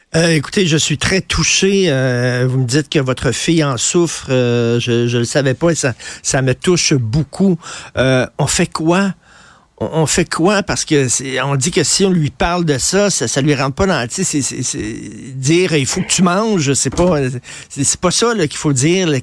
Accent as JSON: {"language": "French", "town": "Montreal", "region": "Quebec", "country": "Canada", "tie": "born or raised there", "said": "j'ai grandi à Verdun, je viens de Verdun"}